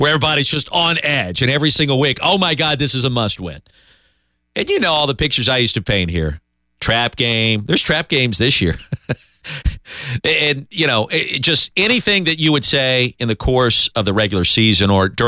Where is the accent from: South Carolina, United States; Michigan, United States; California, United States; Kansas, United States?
South Carolina, United States; Columbia; remember, I grew up in Columbia, so we would go to South Carolina games, we'd go to Clemson games.